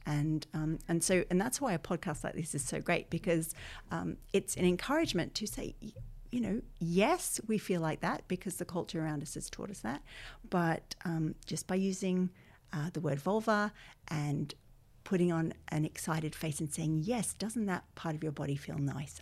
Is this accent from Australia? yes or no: yes; Australia; accent: Australian; moved away as an adult; now in Ireland; my accent is Australian, but I've lived here twenty-one years